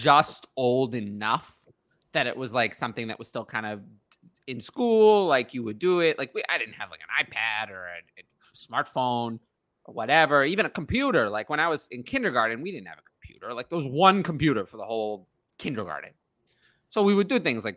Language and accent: English; New York, United States; I'm from New York